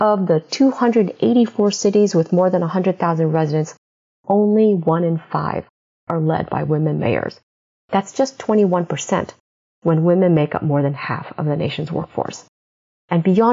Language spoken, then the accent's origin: English; Midwest, United States; as an immigrant growing up in the Midwest